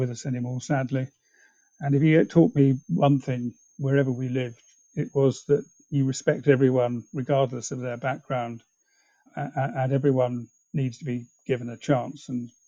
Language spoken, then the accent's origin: English; England, United Kingdom; also born or lived in China / East Africa; Well, I was born in China, but had to leave that when I was 2 months old. My father worked in the oil industry, and actually I spent a lot of my childhood in East Africa, and before coming back to England to go to school.